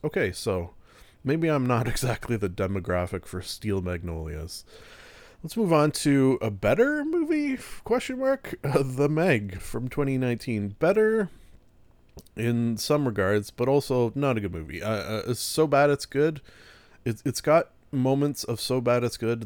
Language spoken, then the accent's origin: English; Canada; being a Canadian